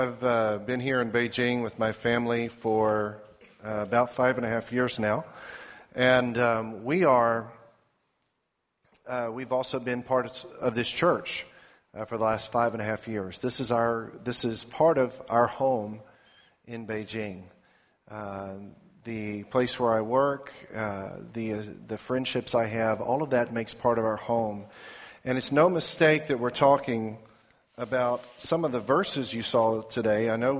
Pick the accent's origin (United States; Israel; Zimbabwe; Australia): Zimbabwe; Sasami; we were on a mission station in Sasami, Rhodesia